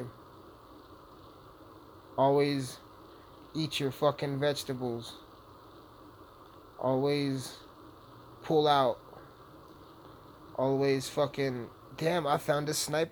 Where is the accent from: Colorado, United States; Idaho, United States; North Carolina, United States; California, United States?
Colorado, United States; Alamosa; it's about my hometown